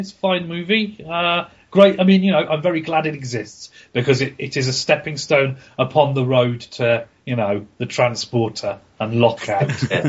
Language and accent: English; Ireland; I'm Irish. That means I only have the …, and I listen to all of it all the time.